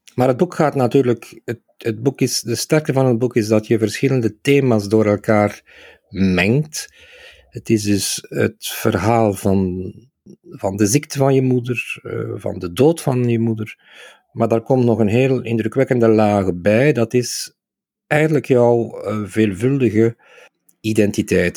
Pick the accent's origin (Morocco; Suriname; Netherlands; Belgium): Belgium; Aalst, Flanders; mijn geboortestad Aalst, waar ik eh, als kind 50 jaar geleden